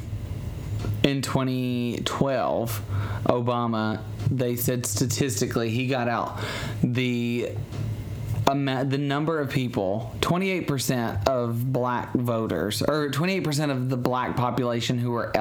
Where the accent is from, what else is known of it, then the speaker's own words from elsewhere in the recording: Alabama, United States; we're from Alabama